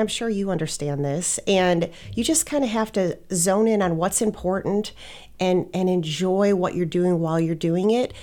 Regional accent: Wisconsin, United States; moved away as an adult; also born or lived in Scottsdale, Arizona; I grew up in Wisconsin

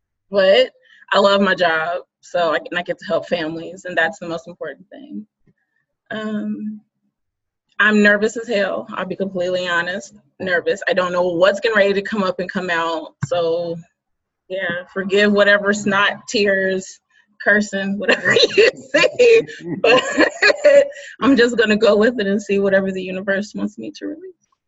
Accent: Cincinnati, Ohio, United States; now in Dayton, United States; I'm from Cincinnati originally. I live in Dayton now.

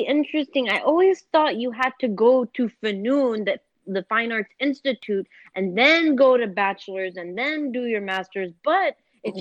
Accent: Duhok, Kurdistan Region, Iraq; moved away; when I was growing up in Duhok

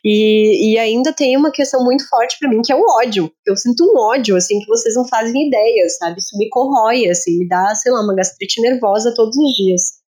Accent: Santa Catarina, Brazil; nós, eu e Marina, que somos de Santa Catarina

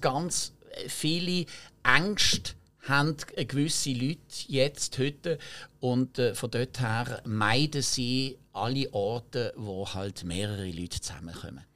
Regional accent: Basel, Basel-Stadt, Switzerland; accent: Baseldeutsch; first language French; German is a second language; Ich bin ja französisch sprechend aufgewachsen in Basel, aber französisch sprechend

